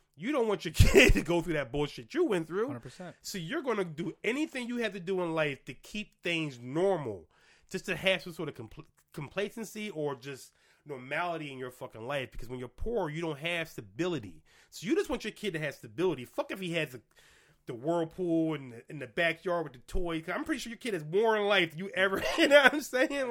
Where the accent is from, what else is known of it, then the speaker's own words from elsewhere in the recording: Philadelphia, Pennsylvania, United States; moved away; I grew up in the projects literally one, two, three, four, five, six blocks from LaSalle University